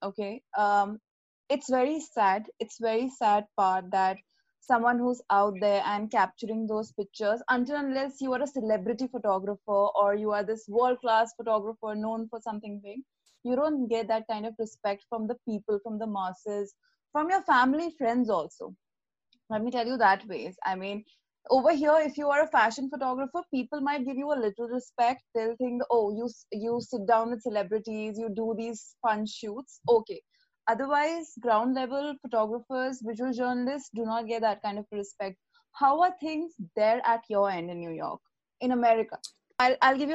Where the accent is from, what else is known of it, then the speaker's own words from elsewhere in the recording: Jaipur, Rajasthan, India; I am from Jaipur